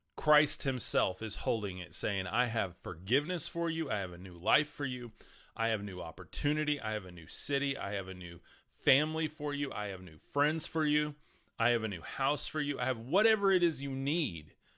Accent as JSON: {"language": "English", "region": "the Bible Belt", "country": "United States", "tie": "born or raised there", "said": "We are in the middle of the Bible Belt here."}